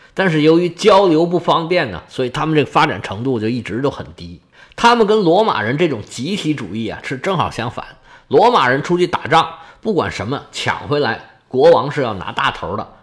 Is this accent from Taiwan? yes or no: no; China; 我们中国人